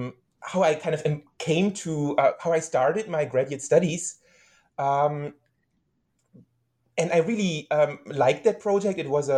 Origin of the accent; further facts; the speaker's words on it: Berlin, Germany; I was born and raised in Berlin, Germany. So I'm a German citizen, to a German father and a Japanese mother.